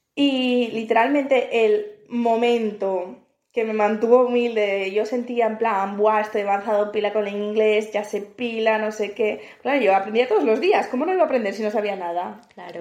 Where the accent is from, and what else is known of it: Spain; moved away as an adult; now in Malta